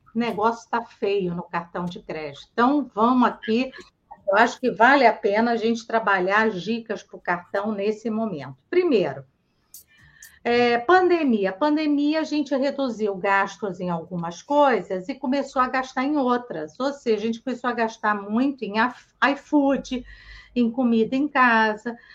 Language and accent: Portuguese; Brazil; a gente é brasileiro